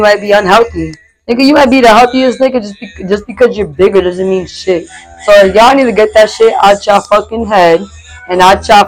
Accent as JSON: {"language": "English", "town": "Lawrence", "region": "Massachusetts", "country": "United States", "tie": "born or raised there", "also_born_or_lived": "Pine Hills, Florida", "moved": "yes", "lives_now": "Florida, United States", "said": "I'm from Lawrence, Massachusetts"}